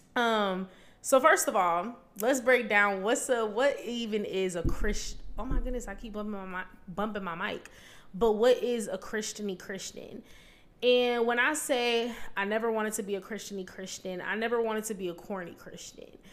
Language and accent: English; Vancouver, Washington, United States; moved away as an adult; I'm from Vancouver, Washington.